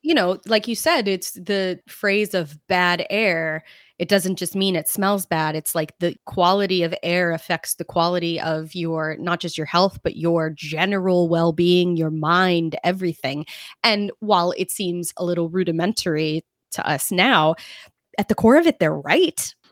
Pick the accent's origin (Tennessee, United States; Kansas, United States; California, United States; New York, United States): New York, United States; where I'm from, New York